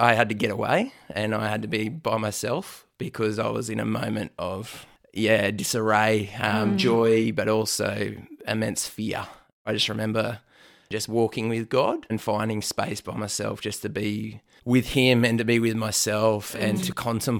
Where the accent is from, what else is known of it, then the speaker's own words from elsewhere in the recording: New South Wales, Australia; I am from the Lower Blue Mountains, west of Sydney.